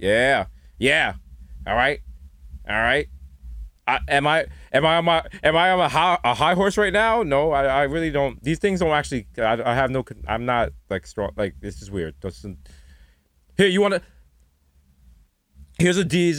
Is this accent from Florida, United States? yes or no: no; New York City, New York, United States; I'm from the Bronx